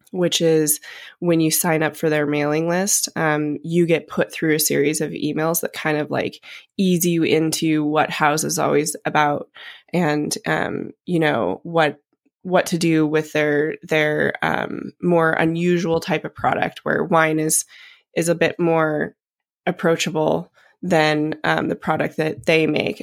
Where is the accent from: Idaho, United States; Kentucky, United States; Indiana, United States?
Idaho, United States; Coeur d'Alene; moved away; also born or lived in Napa, California; coming from Idaho and growing up in Coeur d'Alene on the lake